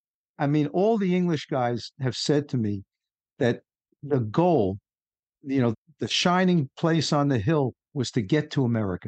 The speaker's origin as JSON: {"language": "English", "town": "New York City", "region": "New York", "country": "United States", "tie": "born or raised there", "said": "I grew up in New York City."}